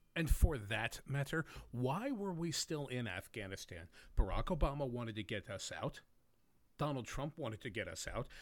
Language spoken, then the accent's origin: English; United States; I'm an American